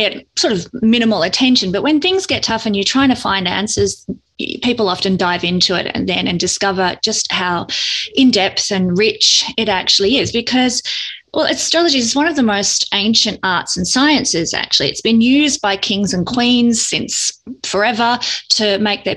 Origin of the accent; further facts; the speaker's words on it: Victoria, Australia; I'm from Australia